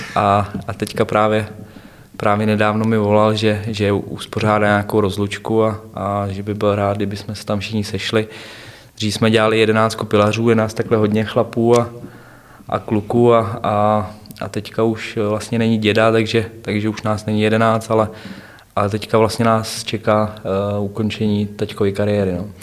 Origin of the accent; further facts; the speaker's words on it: Převýšov, Hradec Králové Region, Czechia; also born or lived in Chlumec nad Cidlinou; Vyrůstal jsem v Převýšově, to je tři kilometry eh, obrovská vesnice. od Chlumce právě